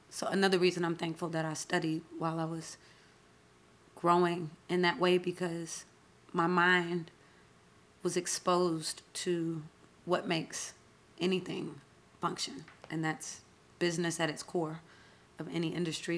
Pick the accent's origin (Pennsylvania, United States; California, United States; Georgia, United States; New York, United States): Georgia, United States; Atlanta; I'm Southern. I was born and raised in Atlanta